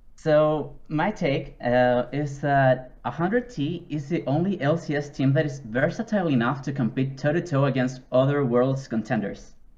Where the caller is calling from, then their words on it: Viña del Mar, Valparaíso, Chile; English is a second language; I'm calling from Viña del Mar, Chile